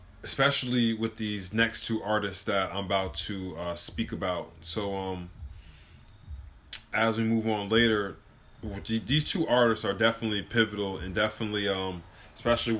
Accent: New York, United States; growing up in New York

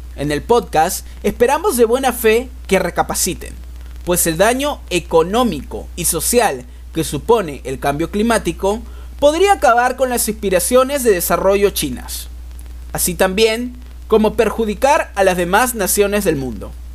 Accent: Lima, Peru; nuestra querida Lima

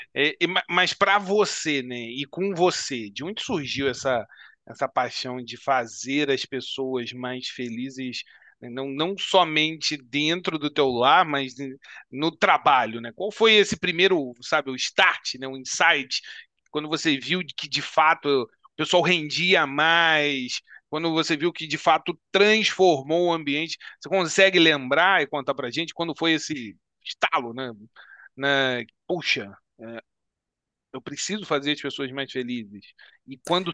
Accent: Petrópolis, Rio de Janeiro, Brazil; Nós somos aqui também de Petrópolis

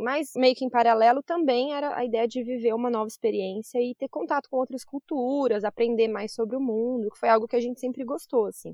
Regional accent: Brazil; moved away as an adult; now in Australia

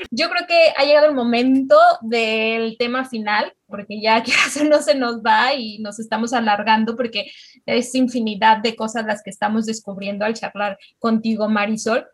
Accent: Mexico; las tres somos mexicanas

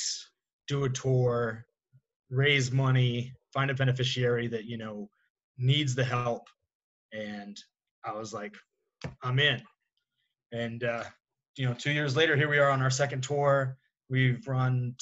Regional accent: New Hampshire, United States; moved away; I'm from New Hampshire originally

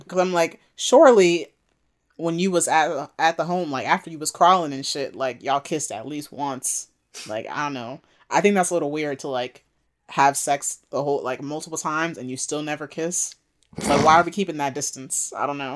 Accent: Maryland, United States; I'm from Maryland

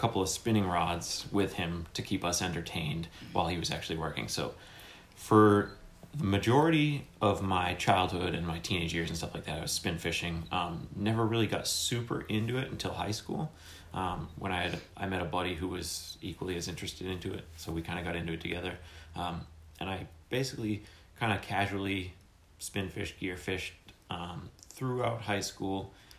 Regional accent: Harwich, Massachusetts, United States; also born or lived in Orleans, Massachusetts; So I grew up in Harwich until we were 16 when we moved to Orleans. And growing up on the Cape, fishing is like in your blood. You know, it's the Cape, it's named after a codfish.

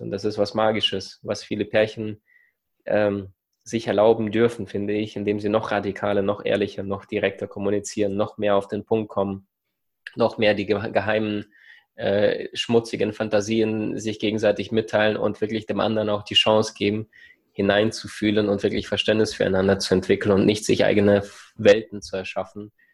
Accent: Ukraine; also born or lived in Siberia; now in Germany; meine Kindheit in der Ukraine, im Rattenloch, in dieser Armut

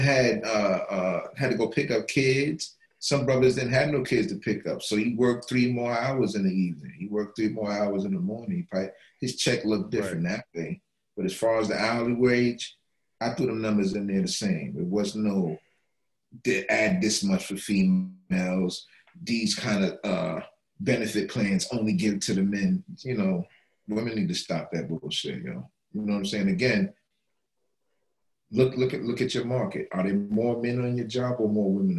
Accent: New York City, New York, United States; I grew up in the Bronx.

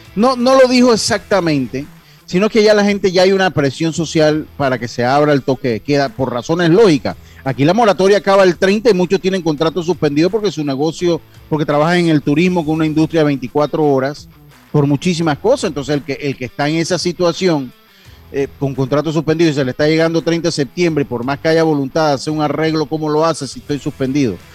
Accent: Panama; como panameño que soy

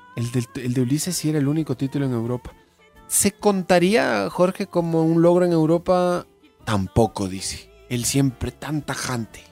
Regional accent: Ecuador; los ecuatorianos nos hicimos hinchas del United por el, por el Valencia

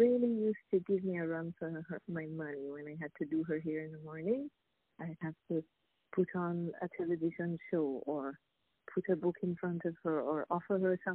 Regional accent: Jamaica; now in Saint Lucia; I'm originally from Jamaica. I live in St. Lucia

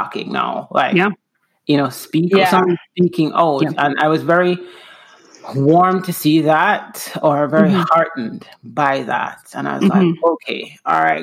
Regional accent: Jamaica; moved away as an adult; also born or lived in Houston / Seattle; now in Washington, United States; I'm from Jamaica

